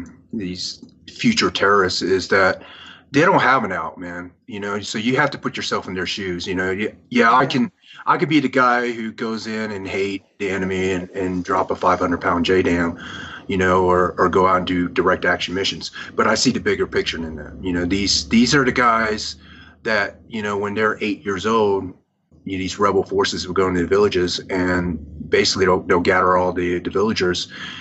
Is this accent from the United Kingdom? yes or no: no; Vietnam; born there; moved away; you know, I was born in Vietnam. My family was gunned down on the streets of Saigon after the fall of South Vietnam, and you know, I barely escaped my life